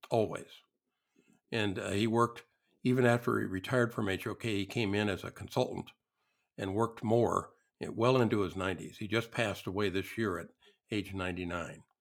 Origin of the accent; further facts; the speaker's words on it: Ireland; I'm, I'm Irish.